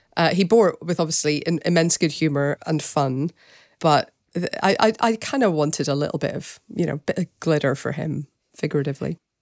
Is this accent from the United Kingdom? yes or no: yes; Northern Ireland, United Kingdom; my hometown in Northern Ireland